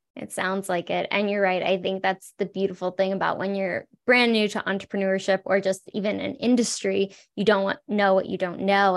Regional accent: South Florida, United States; also born or lived in California; now in Colorado, United States; I grew up in South Florida, lived in California.

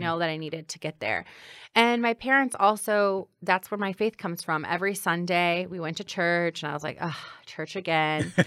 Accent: Granite City, Illinois, United States; now in Chicago, United States; growing up in Granite City

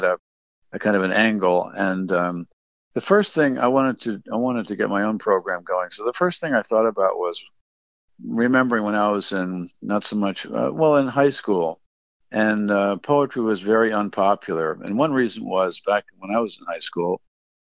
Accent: United States; I'm an American poet

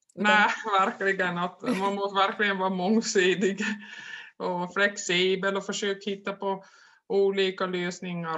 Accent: Korsnäs, Ostrobothnia, Finland; jag är från Korsnäs då, det ligger ungefär 60 kilometer söder om Vasa där jag bor. Harström heter den lilla byn.

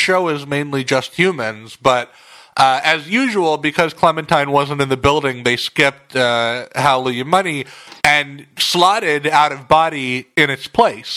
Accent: Long Beach, California, United States; I grew up in Long Beach

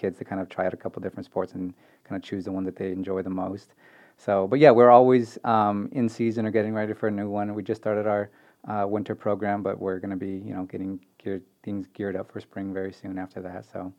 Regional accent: Bay Area, California, United States; moved away; I am from the Bay Area

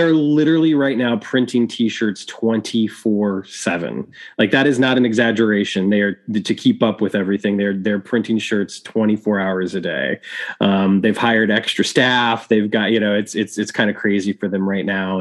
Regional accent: Chicago, Illinois, United States; my hometown of Chicago, Illinois

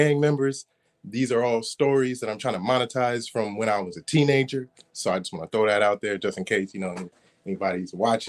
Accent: Florida, United States; also born or lived in California; Now, the weather is similar, but I mainly grew up in, like, Florida, but I spent a lot of time going b

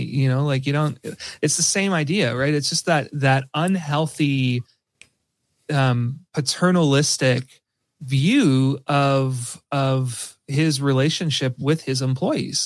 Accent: Canada; I'm Canadian

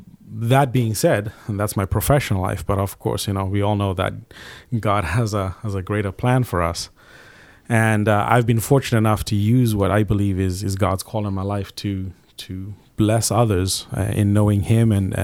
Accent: Zimbabwe; I grew up in Southern Africa in a small country called Zimbabwe.

